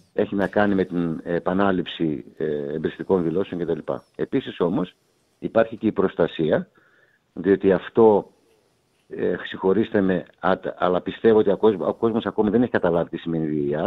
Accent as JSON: {"language": "Greek", "country": "Greece", "said": "όταν εγώ πήγα πρώτη φορά ως Έλληνας διαιτητής"}